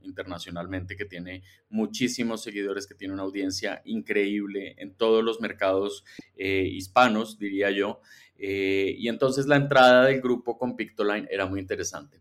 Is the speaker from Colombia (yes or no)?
yes; Colombia; moved away as an adult; also born or lived in Mexico City, Mexico; now in Mexico; yo soy colombiano, pero un poco chilango, ya llevo varios, varios años viviendo en México